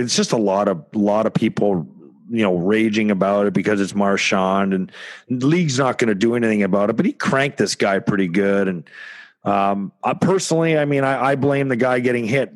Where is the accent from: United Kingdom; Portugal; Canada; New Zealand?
Canada; me being Canadian